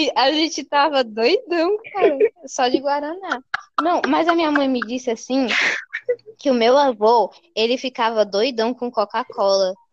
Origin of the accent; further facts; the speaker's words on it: Bahia, Brazil; now in Fortaleza, Brazil; eu sou da Bahia, tá? Vivente em Fortaleza